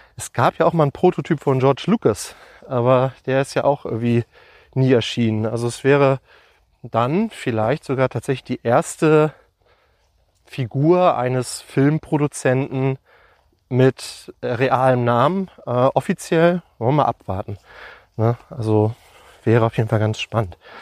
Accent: Lüneburg, Lower Saxony, Germany; bei uns in Lüneburg

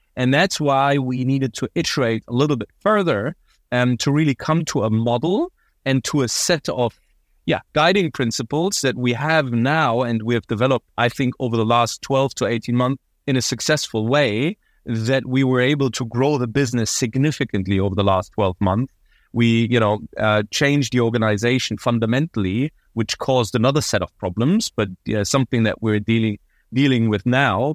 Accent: Berlin, Germany; moved away as an adult; also born or lived in London / Paris / United States east coast; born and raised in Berlin. I really identify myself as Berliner

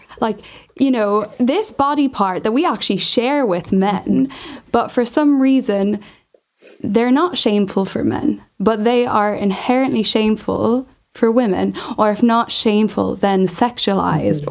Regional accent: Ireland; I'm from Ireland

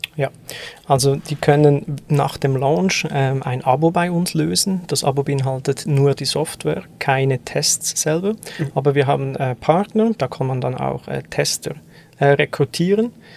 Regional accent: German-speaking Swiss, German-speaking Switzerland, Switzerland; als Schweizer, als Deutschschweizer

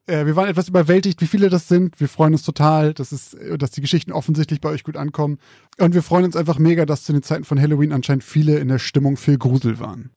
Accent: Zeven, Lower Saxony, Germany; mein Heimatort, Zeven

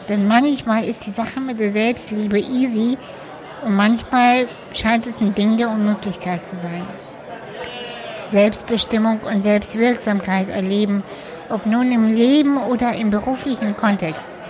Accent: Cologne, North Rhine-Westphalia, Germany; Schön, dass wir uns ähm, heute in Köln treffen. Stimmt, genau. Äh, in meiner Heimat sozusagen.

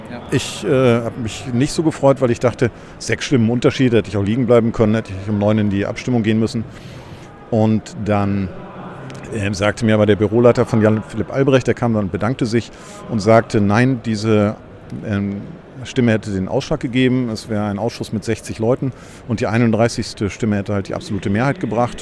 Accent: Germany; ich bin ja Deutscher

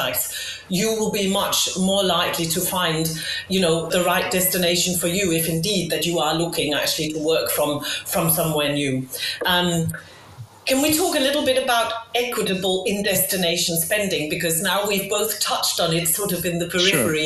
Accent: Denmark; moved away; I'm from Denmark and my family is in Denmark

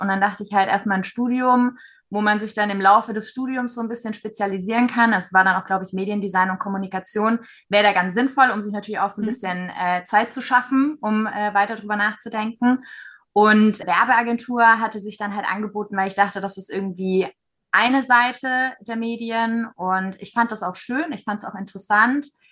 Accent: Nuremberg, Bavaria, Germany; moved away as an adult; also born or lived in Berlin; Klar, war und ist auch meine Heimat

